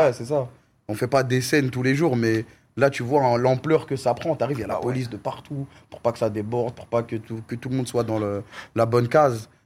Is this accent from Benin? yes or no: no; Corbeil-Essonnes, Île-de-France, France; je viens de Corbeil-Essonnes